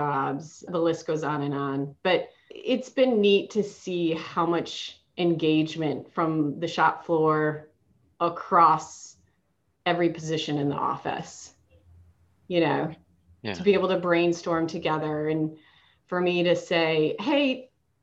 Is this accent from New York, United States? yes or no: no; Michigan, United States; moved away as an adult; also born or lived in Charlotte, North Carolina; now in Concord, United States; I am from Michigan. After I graduated from Michigan State, I moved to Charlotte to work for Bank